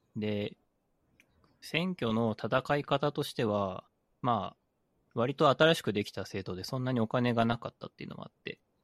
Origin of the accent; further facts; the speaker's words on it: Aichi, Japan; 僕愛知県出身なので、基本的に輸出産業の街なんですよ